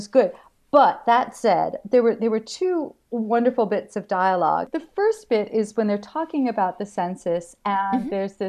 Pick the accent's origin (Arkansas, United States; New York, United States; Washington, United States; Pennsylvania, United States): New York, United States; You know, it's I come from New York